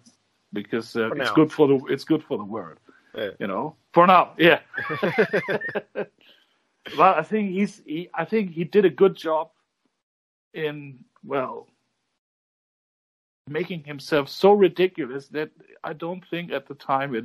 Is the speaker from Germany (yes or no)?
yes; Germany